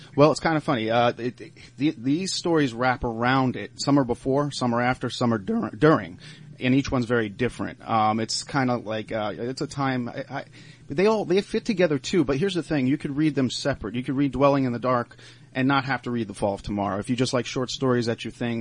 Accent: Cooperstown, New York, United States; also born or lived in Long Island, New York; now in Pittsburgh, United States; when I was a kid and growing up in Cooperstown, uh, well, I did a lot of growing up there

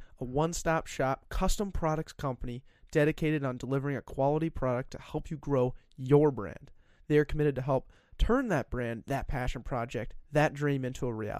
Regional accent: Colorado, United States; now in Minnesota, United States; I'm from Colorado

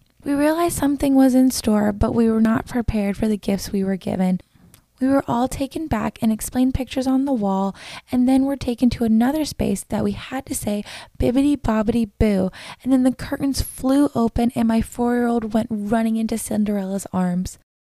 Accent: Florida, United States; I mentioned that I was from Florida

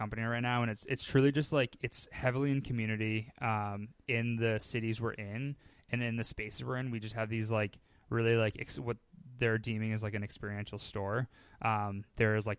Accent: Boston, Massachusetts, United States; I'm born and raised Boston.

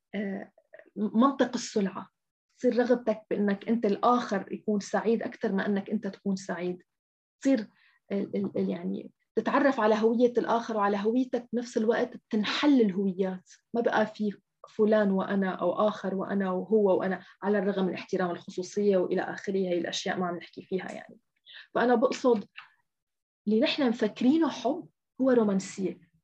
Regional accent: Syria; نحن حتى كسوريين نحن اليوم مثلا أنا كسورية

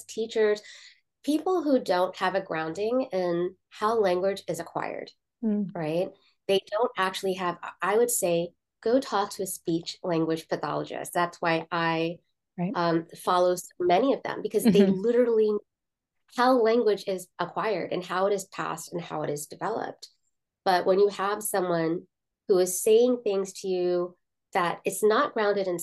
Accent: South Florida, United States; first language Malayalam; also born or lived in New York / Kerala (ancestry); Well, then I moved to South Florida

